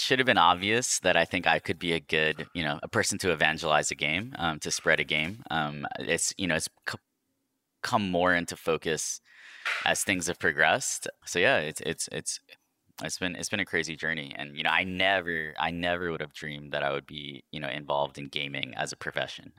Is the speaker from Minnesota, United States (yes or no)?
no; New York, United States; moved away; I was born in New York